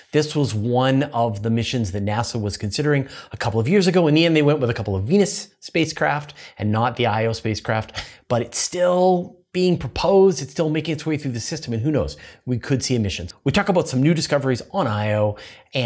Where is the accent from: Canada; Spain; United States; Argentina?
Canada; Vancouver, British Columbia; I grew up in Vancouver